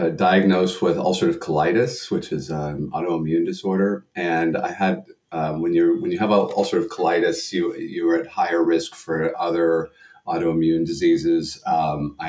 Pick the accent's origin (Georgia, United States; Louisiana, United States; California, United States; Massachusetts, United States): Massachusetts, United States; Boston; I grew up in the Boston area.